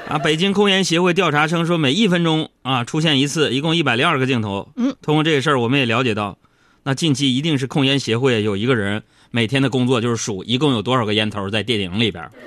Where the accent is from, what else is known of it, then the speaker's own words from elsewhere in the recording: Northeast China, China; moved away; 你在我们东北老家吃烧烤的时候